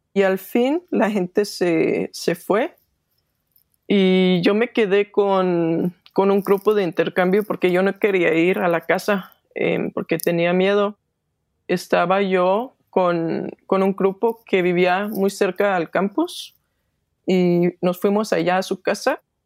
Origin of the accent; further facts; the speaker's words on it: Denmark; Spanish is a second language; soy de Dinamarca